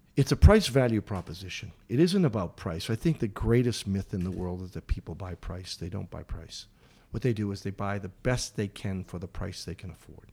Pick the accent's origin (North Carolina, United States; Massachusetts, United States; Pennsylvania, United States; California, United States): Massachusetts, United States; Boston; I grew up in Boston